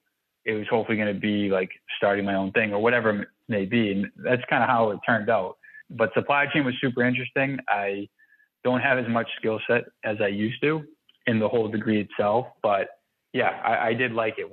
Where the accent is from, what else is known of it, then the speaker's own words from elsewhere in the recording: Boston, Massachusetts, United States; I'm actually out of Boston, Massachusetts. Okay. So I was born and raised here